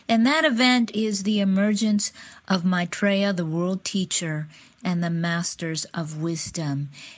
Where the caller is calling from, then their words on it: Seattle, Washington, United States; I am podcasting from Seattle, Washington